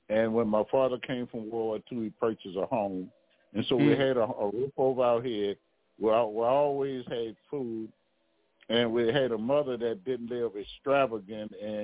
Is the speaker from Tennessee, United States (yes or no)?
no; Baton Rouge, Louisiana, United States; also born or lived in New York; I grew up in the urban area near downtown Baton Rouge